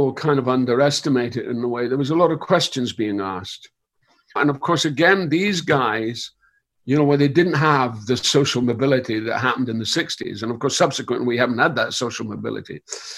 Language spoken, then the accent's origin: English; Scotland, United Kingdom; moved away as an adult; I was brought in from Scotland